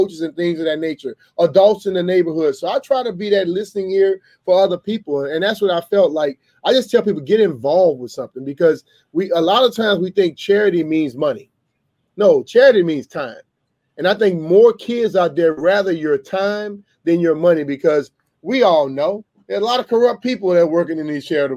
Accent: Louisiana, United States; I grew up in Louisiana

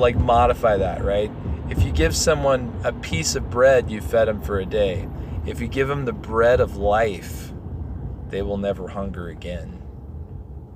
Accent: Texas, United States; now in Colorado, United States; I'm from Texas

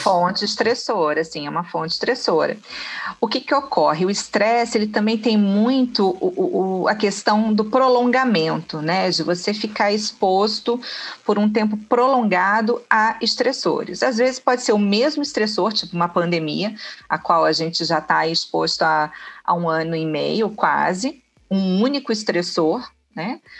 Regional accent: Rio de Janeiro, Brazil; now in Niterói, Brazil; Nasci no Rio, né? No Rio de Janeiro, na capital. Rodei um pouquinho, né? O estado e vim parar aqui em Niterói.

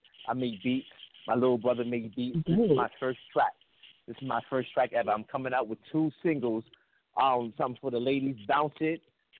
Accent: New York City, New York, United States; I'm from the BX. I'm from the Bronx, from Co-op City.

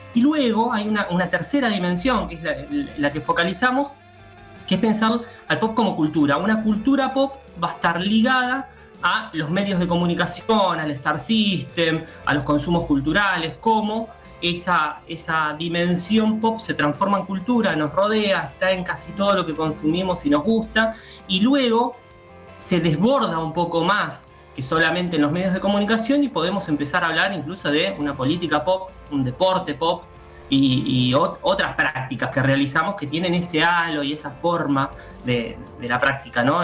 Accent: Argentina

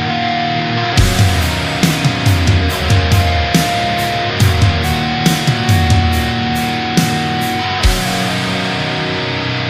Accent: Aberdeen, Ohio, United States; I'm a nobody from Aberdeen, Ohio

